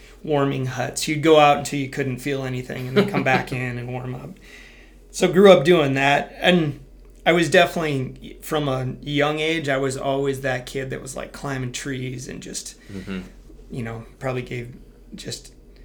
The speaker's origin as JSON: {"language": "English", "region": "Wisconsin", "country": "United States", "tie": "born or raised there", "said": "born and raised in Wisconsin, small little farm community, more or less grew up on a farm"}